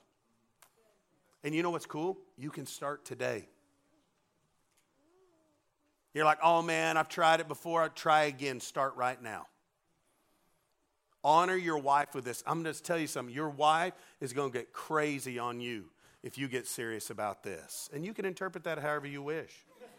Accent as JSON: {"language": "English", "region": "Arkansas", "country": "United States", "said": "We're from Arkansas. We're 49th in the education system"}